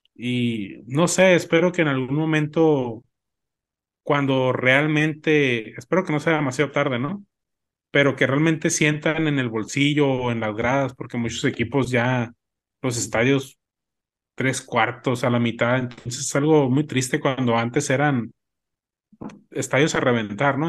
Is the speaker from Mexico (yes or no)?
yes; Mexico; como mexicanos somos